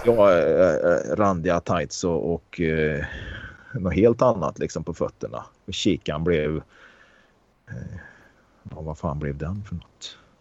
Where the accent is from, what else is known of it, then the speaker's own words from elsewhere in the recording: Karlstad, Värmland, Sweden; där jag växte upp i Karlstad